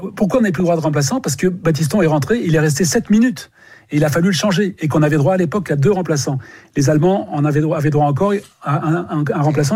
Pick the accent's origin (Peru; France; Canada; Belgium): France; Pas-de-Calais, Hauts-de-France; je suis également du Pas-de-Calais